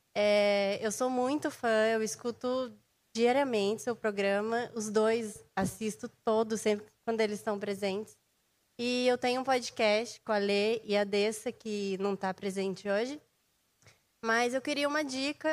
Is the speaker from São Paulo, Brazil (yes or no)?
yes; Taubaté, São Paulo, Brazil; Eu sou de Taubaté